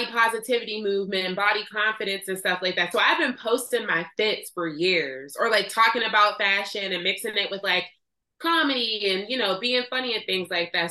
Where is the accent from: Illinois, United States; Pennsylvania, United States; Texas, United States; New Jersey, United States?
Pennsylvania, United States; Pittsburgh; also born or lived in Rankin, Pennsylvania; I grew up in Pittsburgh. I was born here, but I didn't go to school down here.